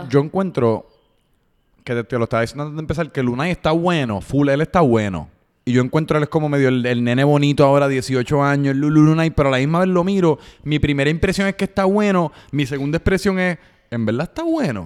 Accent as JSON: {"language": "Spanish", "country": "Puerto Rico", "said": "soy de Puerto Rico, si estoy en los Estados Unidos"}